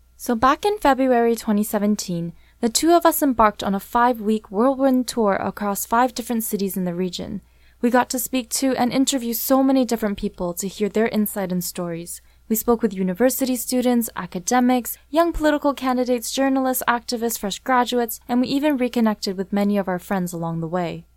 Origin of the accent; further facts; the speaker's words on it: Vancouver, British Columbia, Canada; I was born and raised here in Vancouver